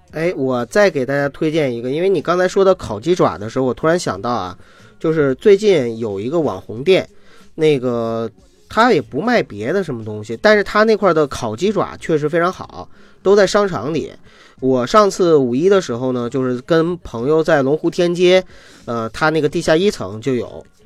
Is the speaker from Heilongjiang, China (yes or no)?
yes; Qiqihar, Heilongjiang, China; now in Beijing, China; 我们老家吃那个齐齐哈尔 barbecue